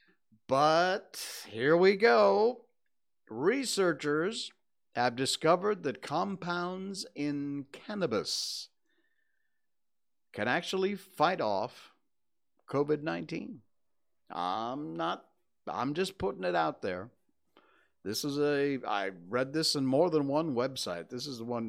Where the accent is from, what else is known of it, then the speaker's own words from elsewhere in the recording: Cornwall, Connecticut, United States; moved away; also born or lived in Torrington, Connecticut; I was born 64 years ago today at, 5:23 in the morning, I think? In Torrington, Connecticut, because that's where the hospital was, which was about 20 minutes outside of my little kampong hometown of Cornwall, Connecticut